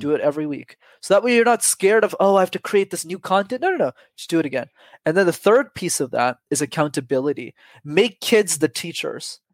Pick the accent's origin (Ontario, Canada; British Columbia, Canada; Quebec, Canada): Quebec, Canada; Montreal; I grew up in Montreal.